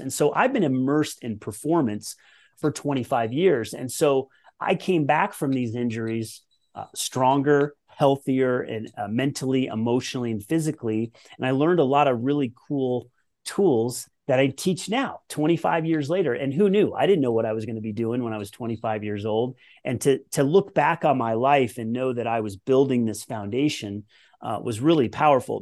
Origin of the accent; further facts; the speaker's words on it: Colorado, United States; I grew up in Colorado